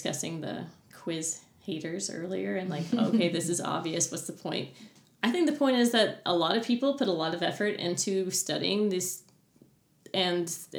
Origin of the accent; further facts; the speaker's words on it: Arkansas, United States; moved away as an adult; also born or lived in Little Rock, Arkansas; growing up in Arkansas, like the northwest portion